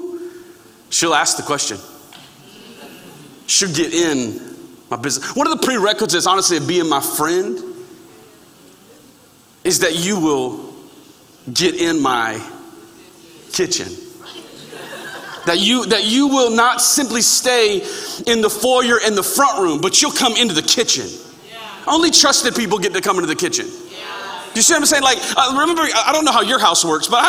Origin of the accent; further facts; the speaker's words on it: Florida, United States; I grew up in Florida